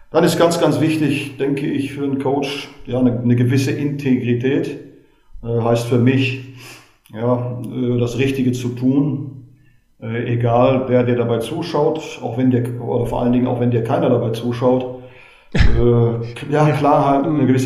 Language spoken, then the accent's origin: German; Westerkappeln, North Rhine-Westphalia, Germany; also born or lived in Gelsenkirchen; Äh, Sie müssen wissen, dass ich äh, gebürtiger Gelsenkirchener bin und durch den Beruf meines Vaters dann ab dem neunten Lebensjahr in Westerkappeln bei Osnabrück gelebt habe, da auch angefangen bin, Fußball zu spielen.